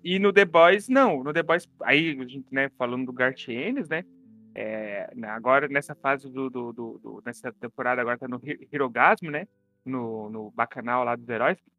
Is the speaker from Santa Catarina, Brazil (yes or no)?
yes; Santa Catarina, Brazil; moved away; also born or lived in Belo Horizonte